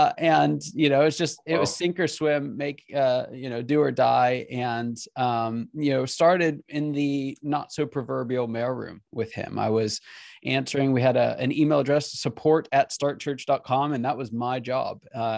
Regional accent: Pennsylvania, United States; also born or lived in California / Kansas City; now in Atlanta, United States; I was born in California, grew up in Pennsylvania, went to school in Kansas City, and I live in Atlanta.

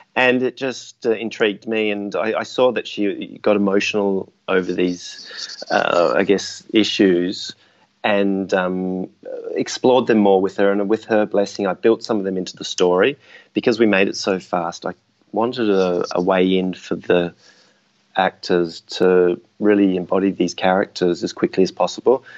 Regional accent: Adelaide, South Australia, Australia; now in Sydney, Australia; I'm from Adelaide originally

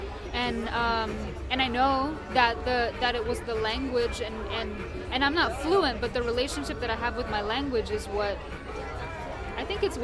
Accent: Asunción, Paraguay; I was born in Paraguay, in Asunción, Paraguay, in the early 80s

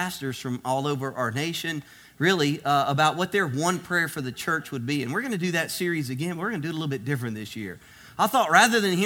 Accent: South Louisiana, United States; I'm from South Louisiana, so we tell a lot of Boudreaux jokes here.

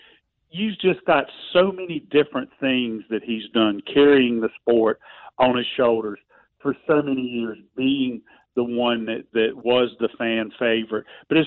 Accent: Concord, North Carolina, United States; I grew up in Concord.

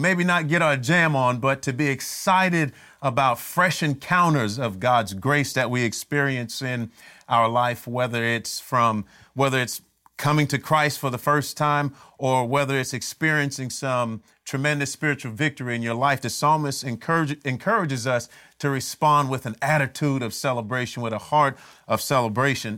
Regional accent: Miami, Florida, United States; when I was growing up in Miami

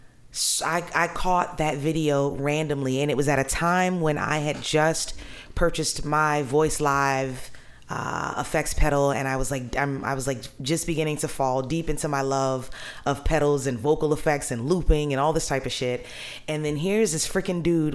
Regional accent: New Orleans, Louisiana, United States; I'm born and raised in New Orleans

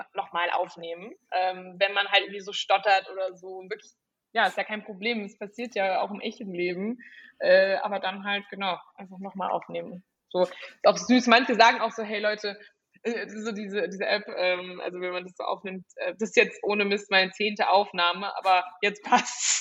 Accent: Frankfurt, Hesse, Germany; ich komme irgendwie aus Frankfurt, aus dem Bankerumfeld

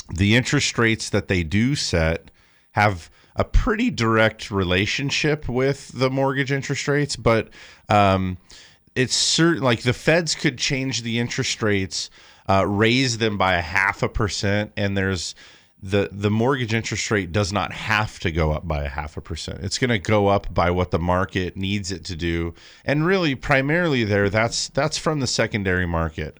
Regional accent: California, United States; I live in California. I always have. I feel like it's just part of being a Californian

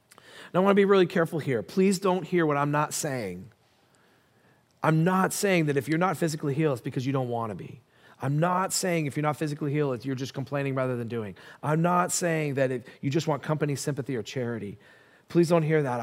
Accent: United States; I'm an American

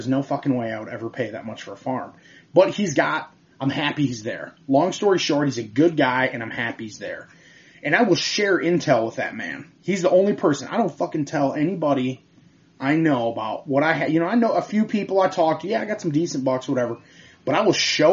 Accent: Michigan, United States

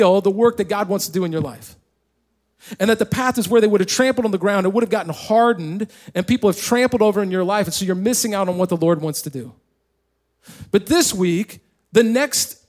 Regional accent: Indiana, United States; moved away; also born or lived in California; we actually won the small county tournament in the little county that I grew up in Indiana

